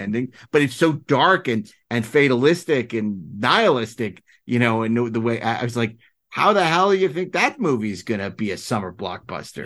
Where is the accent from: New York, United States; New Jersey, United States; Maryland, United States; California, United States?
New York, United States; New York City; I'm from New York